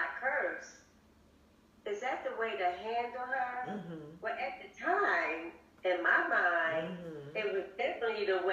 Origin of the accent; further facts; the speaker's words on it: Philadelphia, Pennsylvania, United States; I'm from Philly